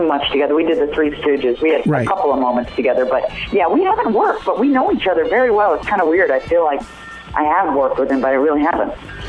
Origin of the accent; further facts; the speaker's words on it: Chicago, Illinois, United States; moved away; We're going to be in Chicago, my hometown, around Christmas time